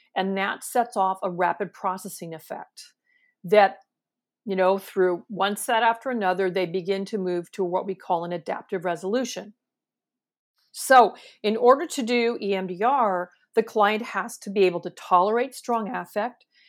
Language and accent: English; San Francisco Bay Area, California, United States; I'm from California, right? I'm from the San Francisco Bay Area